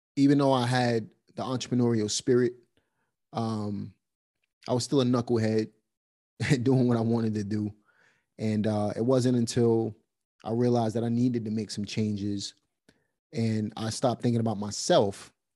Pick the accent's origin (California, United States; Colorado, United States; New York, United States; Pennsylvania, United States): New York, United States; New York City; now in North Carolina, United States; Grew up in Brooklyn.